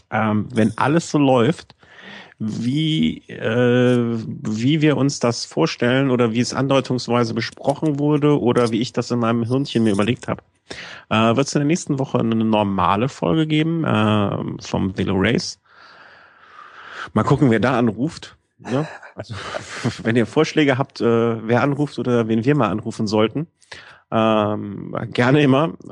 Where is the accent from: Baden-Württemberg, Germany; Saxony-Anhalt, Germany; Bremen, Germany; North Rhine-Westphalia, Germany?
North Rhine-Westphalia, Germany; Cologne; ich bin halt Kölner.